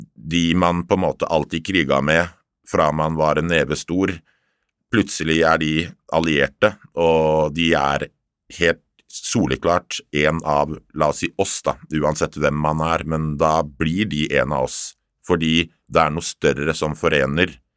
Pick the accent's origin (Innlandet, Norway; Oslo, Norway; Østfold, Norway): Oslo, Norway; Jeg er oppvokst midt i Oslo by, Torshov-gutt